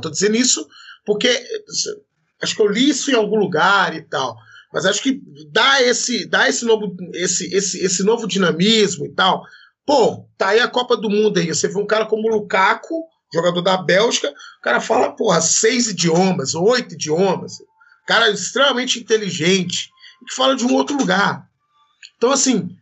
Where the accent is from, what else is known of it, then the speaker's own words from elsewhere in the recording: Belo Horizonte, Minas Gerais, Brazil; Eu sou de Belo Horizonte